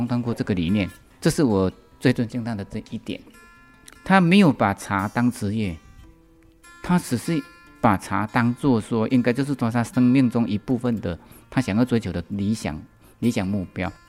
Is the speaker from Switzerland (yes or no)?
no; Taiwan; 我感觉说，一个西方人对中国文化的那种喜好度来讲的话，不亚于我们台湾人。